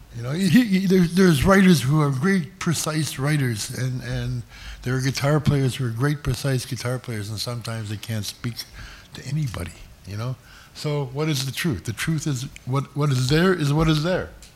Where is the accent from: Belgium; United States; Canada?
Canada; Toronto, Ontario; I was born on Yorkville Avenue, which is in the old Mount Sinai Hospital, which is became Yorkville Village. And I grew up on Major Street, which is not too far from here